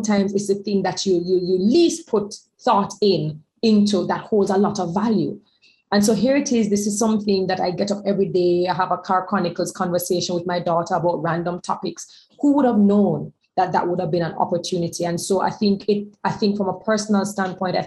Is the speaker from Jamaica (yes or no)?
yes; Jamaica; we come from Jamaica, we come from the West Indies